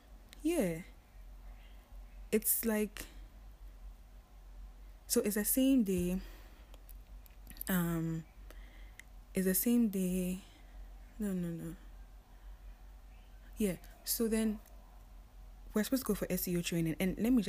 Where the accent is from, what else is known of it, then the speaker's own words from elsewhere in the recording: Ghana; we're only 3 Ghanaians